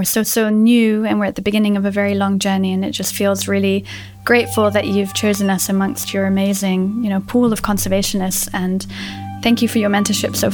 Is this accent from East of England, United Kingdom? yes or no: no; London, United Kingdom; moved away as an adult; also born or lived in Sierra Leone; now in Namibia; I was born and raised in London, but both of my parents are Brazilian. And I grew up in an international environment in London, went to international school.